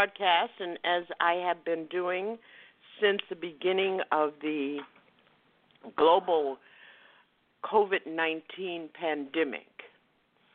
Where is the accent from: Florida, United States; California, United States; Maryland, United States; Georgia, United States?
Florida, United States; West Palm Beach; I grew up in West Palm Beach